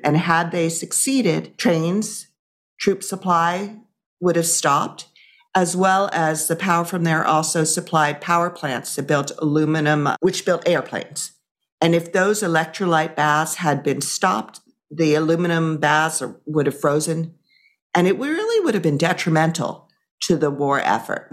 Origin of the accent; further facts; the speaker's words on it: Amagansett, New York, United States; I grew up in Amagansett